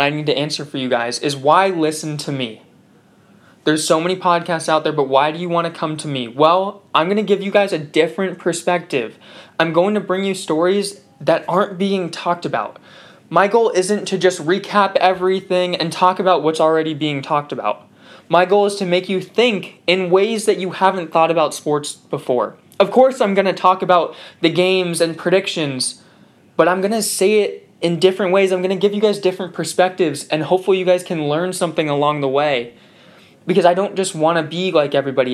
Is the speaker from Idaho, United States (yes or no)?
no; Southern California, United States; moved away as an adult; now in New Haven, United States; I'm from Southern California